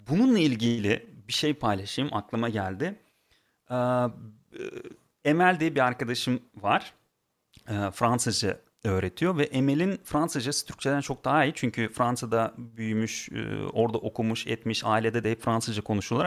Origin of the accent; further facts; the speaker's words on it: Turkmenistan; moved away as an adult; now in Turkey; Ben aslen Türkmenistanlıyım. Türkiye'ye sanırım 12 sene önce geldim.